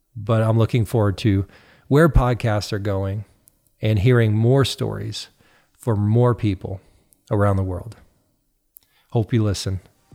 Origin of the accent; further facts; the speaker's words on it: United States; now in Canada; even though I live in Canada, I'm also an American.